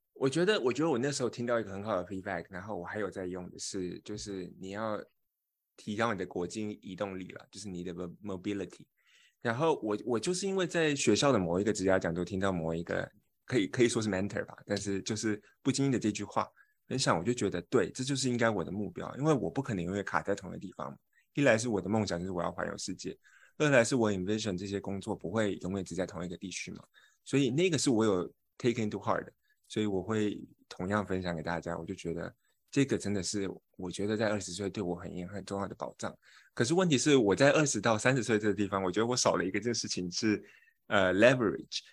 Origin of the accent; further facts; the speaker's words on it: Taiwan; moved away as an adult; also born or lived in United Kingdom; now in United States; 我是一个台湾人，我不是这个文化圈的